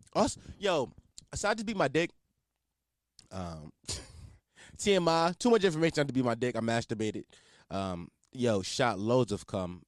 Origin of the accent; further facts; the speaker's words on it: Philadelphia, Pennsylvania, United States; I'm not from New York, I'm from Philly.